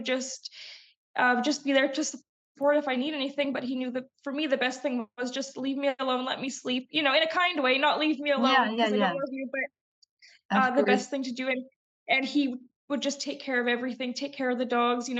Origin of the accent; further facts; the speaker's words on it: Calgary, Alberta, Canada; now in Vancouver Island, Canada; I grew up in Alberta, which in Calgary, Alberta, is actually really notorious for weather-related migraines